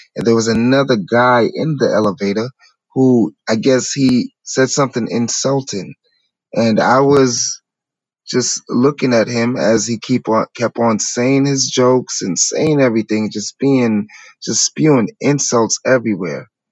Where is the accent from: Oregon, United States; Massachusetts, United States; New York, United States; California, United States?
New York, United States; New York City; I come from New York City from humble beginnings